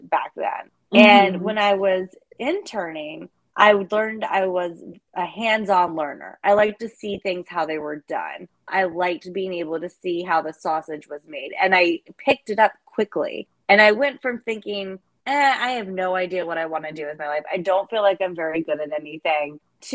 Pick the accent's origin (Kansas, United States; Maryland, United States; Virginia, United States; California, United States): Virginia, United States; Northern; I grew up in Northern Virginia